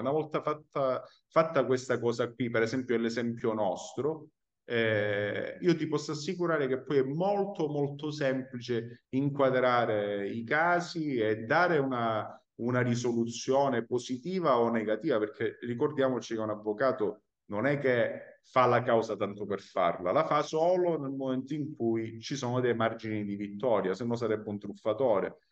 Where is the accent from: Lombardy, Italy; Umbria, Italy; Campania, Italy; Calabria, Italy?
Calabria, Italy; moved away as an adult; now in Palermo, Italy; io sono calabrese, lo ripeto, immigrato al sud a Palermo